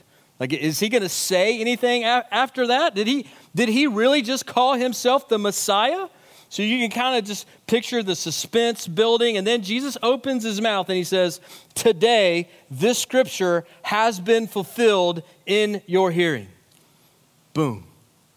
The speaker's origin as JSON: {"language": "English", "country": "United States", "said": "as American Christians living in the wealthiest nation in the history of the world"}